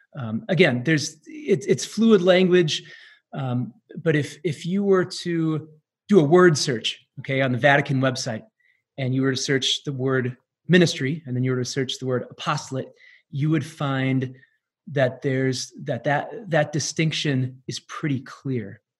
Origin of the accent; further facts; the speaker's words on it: Manitowoc, Wisconsin, United States; I was born and raised in Manitowoc, Wisconsin, little little town in the uh, kind of northeast Wisconsin